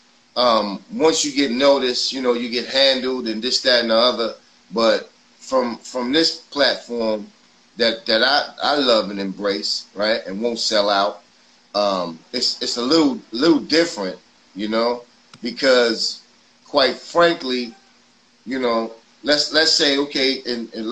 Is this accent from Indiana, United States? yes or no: no; New York City, New York, United States; I grew up in Forest Projects